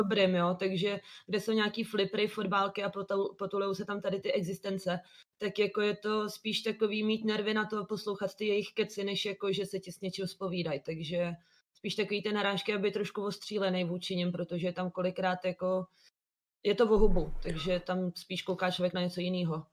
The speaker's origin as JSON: {"language": "Czech", "town": "Liberec", "region": "Liberec Region", "country": "Czechia", "also_born_or_lived": "Italy", "moved": "yes", "lives_now": "Prague, Czechia", "said": "jsem původně z Liberce"}